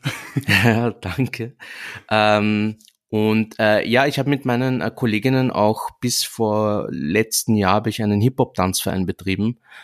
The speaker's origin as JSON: {"language": "German", "region": "Vienna", "country": "Austria", "tie": "born or raised there", "said": "ich bin deshalb in Wien geboren worden und ich sehe mich auch als Wiener"}